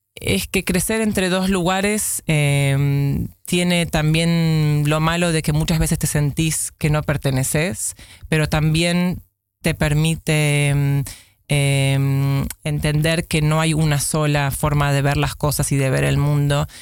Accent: Buenos Aires, Argentina; moved away as an adult; now in Amsterdam, Netherlands; si bien nací acá, me crié eh, en Buenos Aires, donde fui a la escuela primaria, a la escuela secundaria

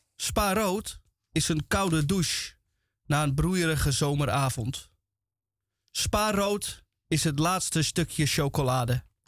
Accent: Netherlands; als Nederlander

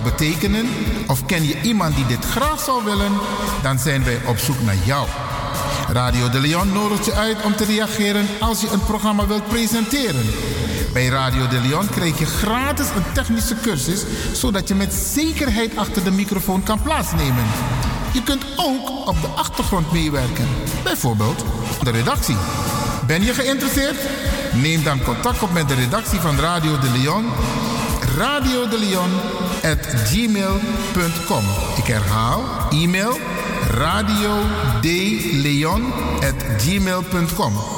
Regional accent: Suriname; first language Sranan Tongo; Dutch is a second language; now in Netherlands; Ik ben een Surinamer. Ik ben geboren in Suriname. Ik woon in Nederland

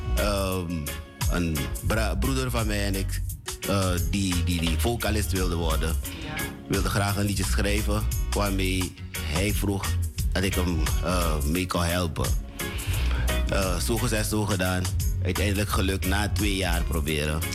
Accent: Suriname; Born in Suriname

